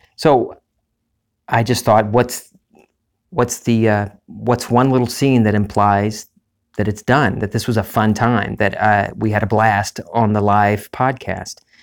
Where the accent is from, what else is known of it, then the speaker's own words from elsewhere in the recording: Lake Charles, Louisiana, United States; my hometown, into Lake Charles